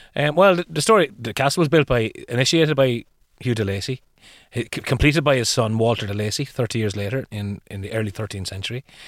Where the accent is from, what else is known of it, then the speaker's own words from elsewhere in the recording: Ireland; the tradition here would be around, instead of pumpkins, we would have used what was available to us as turnips